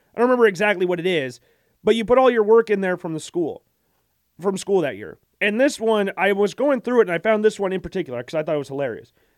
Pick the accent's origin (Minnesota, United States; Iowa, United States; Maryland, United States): Iowa, United States; growing up in Iowa